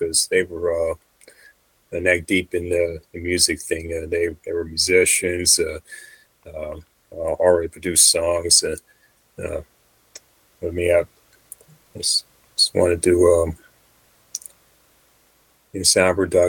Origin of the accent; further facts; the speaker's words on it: Fremont, California, United States; also born or lived in Hayward, California; I've been in the Bay my whole life. Born in Hayward, Fremont is my hometown. Moved there from when I was two, and relocated back to Hayward when I was 17